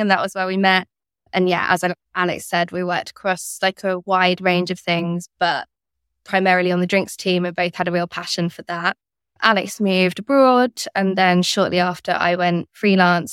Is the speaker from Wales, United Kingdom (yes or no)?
no; near Cambridge, East of England, United Kingdom; moved away as an adult; also born or lived in London; I grew up near Cambridge